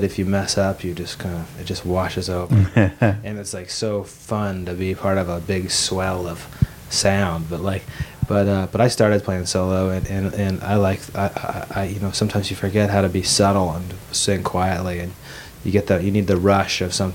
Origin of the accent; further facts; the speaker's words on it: Idaho, United States; I grew up in Idaho, and I grew up in this Lutheran family